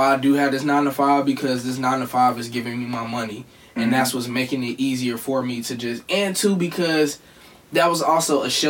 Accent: Cleveland, Ohio, United States; you from Cleveland just like I'm from Cleveland, and you do this just like I do this

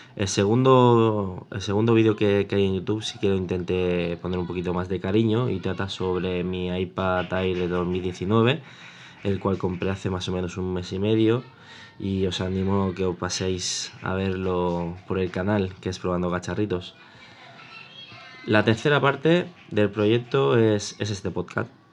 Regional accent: Mataró, Catalonia, Spain; soy de Mataró, Barcelona

